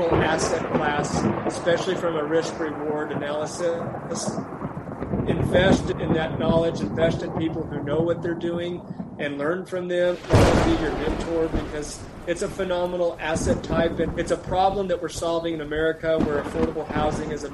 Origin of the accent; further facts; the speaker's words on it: Amarillo, Texas, United States; now in Utah, United States; I grew up in Amarillo, Texas.